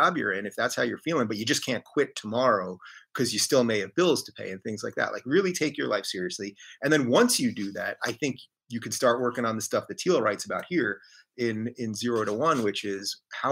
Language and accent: English; Long Island, New York, United States; I grew up in Long Island. We grew up in Long Island